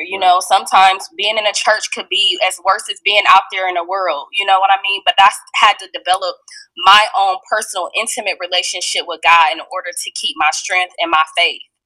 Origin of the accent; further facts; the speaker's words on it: Fort Wayne, Indiana, United States; I'm from Fort Wayne, Indiana, um, and I'm still currently living in Fort Wayne, Indiana right now.